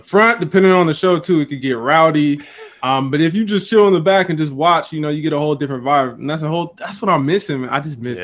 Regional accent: the Bay Area, California, United States; I'm from the Bay. Love being in the Bay

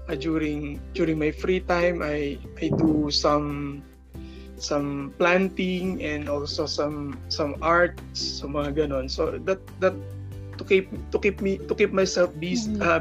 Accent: San Jose, Central Luzon, Philippines; also born or lived in Muntinlupa City; I was born actually in Muntinlupa City, pero na, ni-raise, na-raise ako dito sa, dito na ako na-raise sa Nueva Ecija, San Jose City.

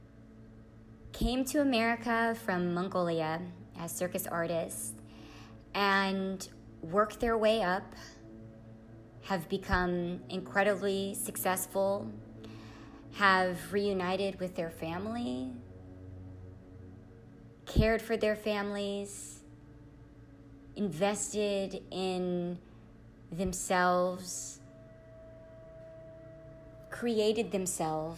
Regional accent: California, United States; moved away; I was brought up in such a diverse environment, such as California

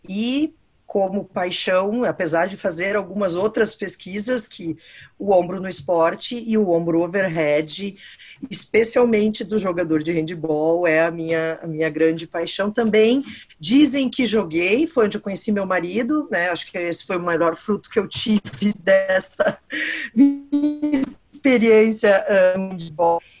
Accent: Rio Grande do Sul, Brazil; also born or lived in São Paulo / São Carlos; sou professora aqui na Universidade Federal de Santa Maria, então, como a Sheila falou, sou gaúcha

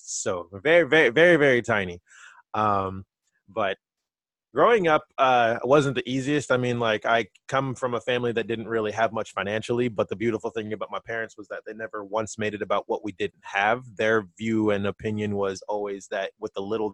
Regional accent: Vineland, New Jersey, United States; I grew up in a small town called Vineland. It's in southern New Jersey

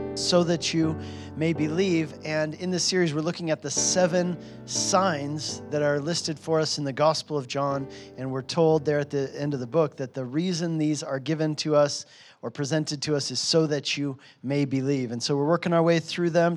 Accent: United States; moved away as an adult; also born or lived in Hungary; I was from America

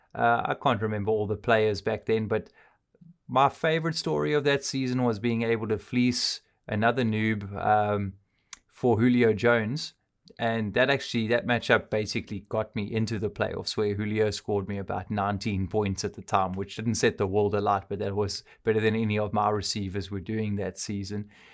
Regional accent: South Africa; I'm South African.

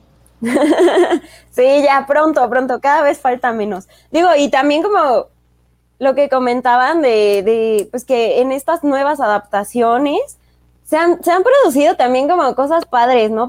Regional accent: Mexico; somos pues mexicanos

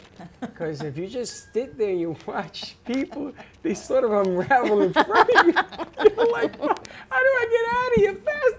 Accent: New York, United States; No, a knife and a fork with a pizza. I'm from

